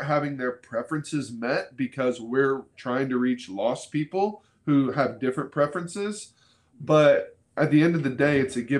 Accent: Florida, United States; moved away as an adult; also born or lived in Kentucky; now in Dayton, United States; I grew up in Florida. I thought I'd live in Florida forever.

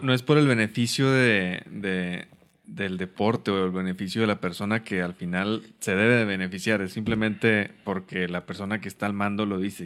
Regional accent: Mexico

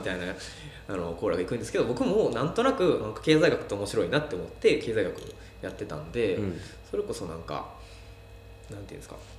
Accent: Wakayama, Japan; also born or lived in Tokyo / Osaka; 生まれがもう和歌山市内ですね

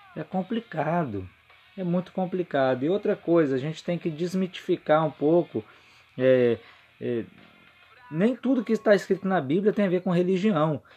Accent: Vitória, Espírito Santo, Brazil; eu sou de Vitória, Espírito Santo

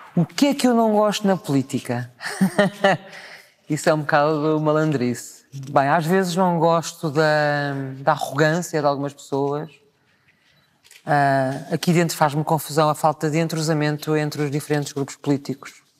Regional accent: Lisbon, Portugal; do bairro onde eu nasci, na Graça, em São Vicente

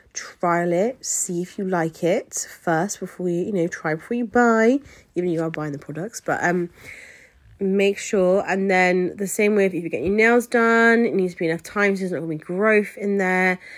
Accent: England, United Kingdom; I always say England, um, just 'cause I am from England.

